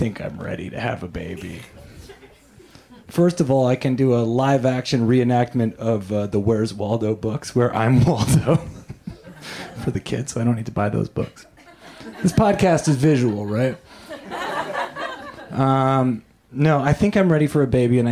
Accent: Canada; now in United States; I am an immigrant from Canada

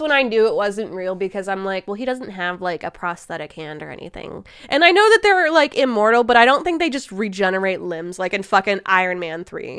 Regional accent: Midwest, United States; we are from the Midwest, and we go outside of our houses to, like, watch tornadoes

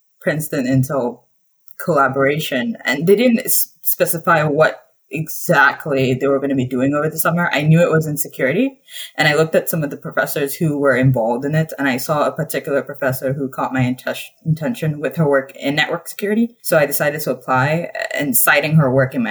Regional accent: Nigeria; moved away as an adult; now in Urbana-Champaign, United States; I grew up in Nigeria, but I'm American

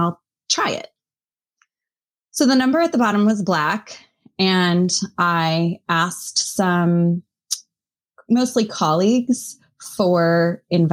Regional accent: Boise, Idaho, United States; moved away as an adult; also born or lived in Missoula, Montana; I grew up in Boise, Idaho

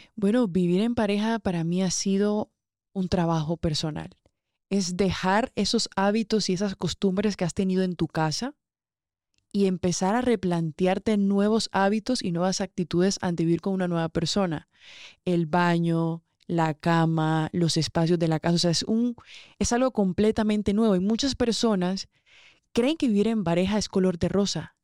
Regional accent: Barranquilla, Atlántico, Colombia; moved away as an adult; de donde yo vengo, los que me conocen de Barranquilla, saben que allá hay fiesta viernes, sábado y domingo

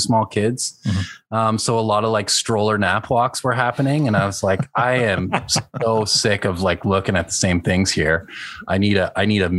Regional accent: Montreal, Quebec, Canada; moved away as an adult; also born or lived in Newfoundland; now in Toronto, Canada; I was born in Newfoundland, but I grew up in Montreal, in the West Island, a little English part, and then moved to the Plateau in my early 20s

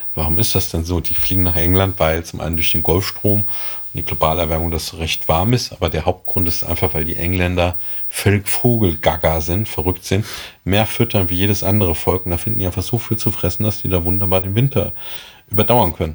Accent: Germany; Bei uns in Deutschland

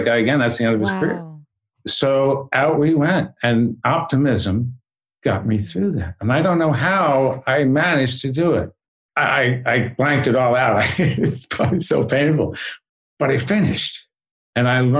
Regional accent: Long Island, New York, United States; I grew up on Long Island

